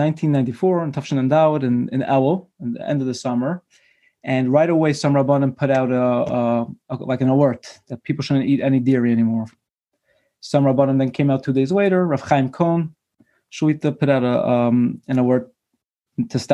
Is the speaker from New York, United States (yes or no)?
yes; Brooklyn, New York, United States; I was born and bred in Brooklyn